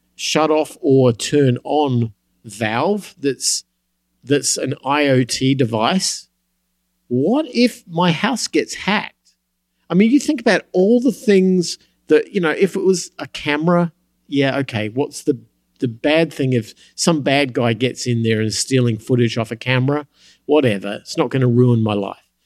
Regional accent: United States; I'm an American

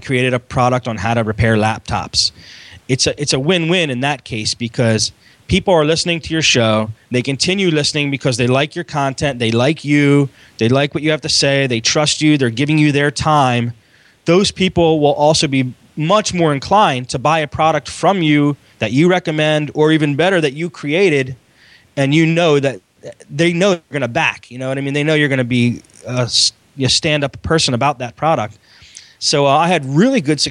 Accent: Philadelphia, Pennsylvania, United States; I'm a guy from Philly

